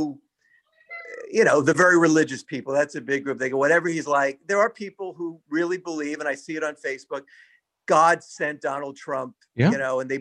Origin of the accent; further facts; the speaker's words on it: New York City, New York, United States; growing up in Brooklyn